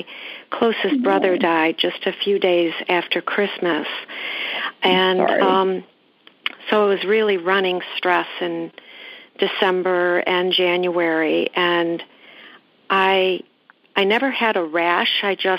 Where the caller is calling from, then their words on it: Chicago, Illinois, United States; I'm good. I'm calling from Chicago.